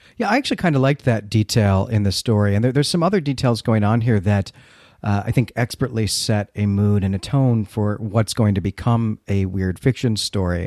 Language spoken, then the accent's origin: English; United States; moved away as an adult; also born or lived in Northern England; I'm an American, but I've lived in England